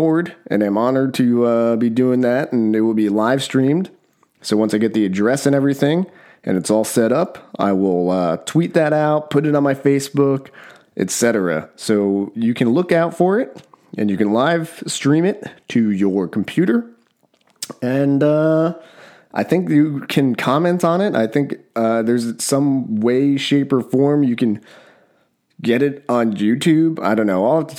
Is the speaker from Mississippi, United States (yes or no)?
no; New Jersey, United States; I grew up in Jersey, was New York and Pennsylvania, because we were situated between New York and Philly.